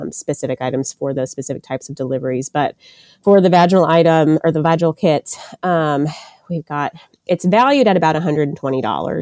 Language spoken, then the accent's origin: English; Murfreesboro, Tennessee, United States; I am from the Murfreesboro, Tennessee area, which is about 30 minutes outside of Nashville.